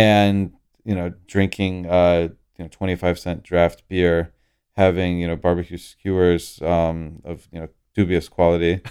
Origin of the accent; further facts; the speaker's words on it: Orlando, Florida, United States; I grew up in Orlando, Florida